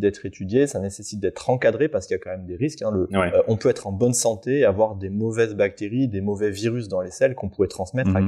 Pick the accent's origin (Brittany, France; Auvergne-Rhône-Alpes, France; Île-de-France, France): Auvergne-Rhône-Alpes, France; j'ai grandi en Auvergne, effectivement, au plein cœur de la, France, mhm. depuis tout petit